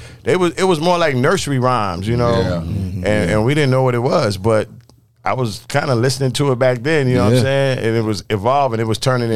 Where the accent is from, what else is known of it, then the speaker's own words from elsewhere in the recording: New York City, New York, United States; I was born in New York. I was born in Brooklyn.